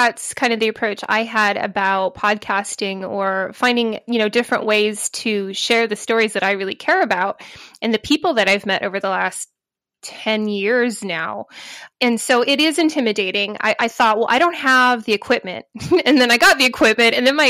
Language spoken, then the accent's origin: English; United States; I'm American, but I haven't been to a conference in a long time